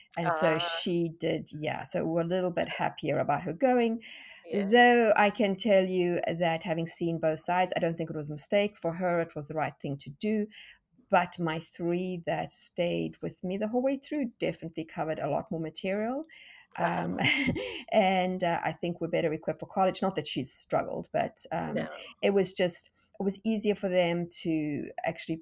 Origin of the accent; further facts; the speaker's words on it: South Africa; accent: South African; moved away as an adult; now in Tennessee, United States; So you can hear from my accent that I am not American. In fact, I'm South African, and we moved to South Africa from South Africa to Tennessee